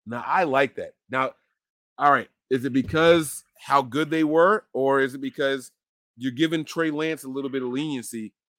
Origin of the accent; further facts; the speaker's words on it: New Jersey, United States; moved away as an adult; now in Pennsylvania, United States; I was born and raised in New Jersey, but I'm a Pennsylvania resident right now. But my heart is still in New Jersey. I rep for Jersey every day, every time possible.